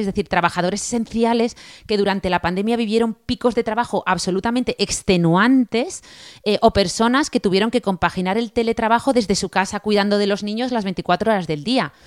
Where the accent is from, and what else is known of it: Spain